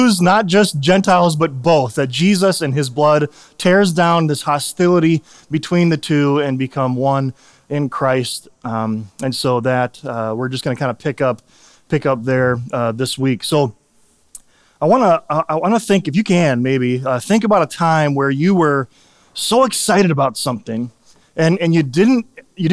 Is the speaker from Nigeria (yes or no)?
no; Chicago, Illinois, United States; I grew up in Chicago